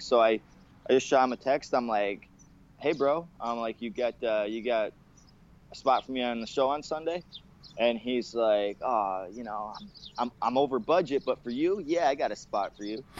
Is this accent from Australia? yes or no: no; Canada; I'm a Canadian, Canadian